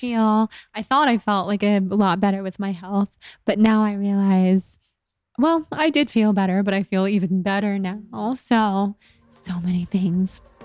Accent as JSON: {"language": "English", "region": "California", "country": "United States", "accent": "California girl", "said": "being such a California girl with my voice and always in high school being made fun"}